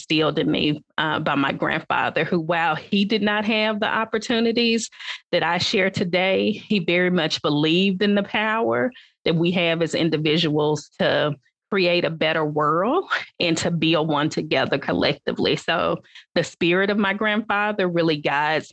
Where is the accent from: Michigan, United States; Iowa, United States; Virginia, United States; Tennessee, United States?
Tennessee, United States; Atoka; My childhood growing up in West Tennessee, I grew up in a small town